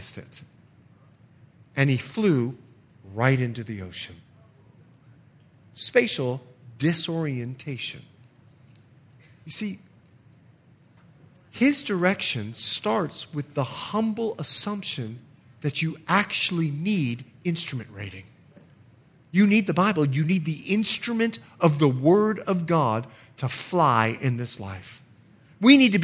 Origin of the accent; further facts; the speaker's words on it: United States; I'm an American too